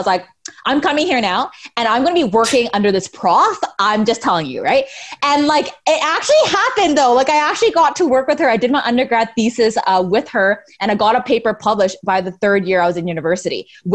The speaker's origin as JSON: {"language": "English", "town": "Mississauga", "region": "Ontario", "country": "Canada", "tie": "born or raised there", "also_born_or_lived": "Scarborough / Brampton", "said": "I was born in Scarborough, and then I was raised mostly in Mississauga. So most of my life, I actually lived in Mississauga"}